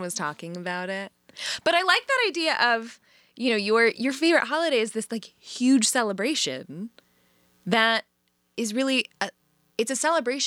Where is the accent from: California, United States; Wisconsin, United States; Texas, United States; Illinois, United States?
Illinois, United States; Chicago; I'm a Chicagoan